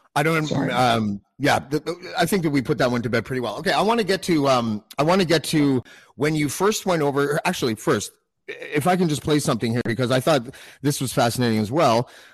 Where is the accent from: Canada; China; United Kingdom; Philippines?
Canada; I'm from Canada